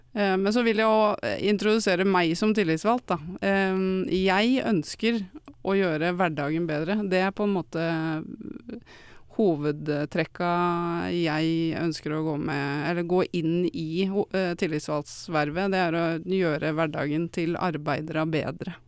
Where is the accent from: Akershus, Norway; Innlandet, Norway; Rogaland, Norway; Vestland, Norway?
Innlandet, Norway; Odalen; now in Nannestad, Norway; Jeg kommer fra Odalen. Jeg eh, bor nå i Nanstad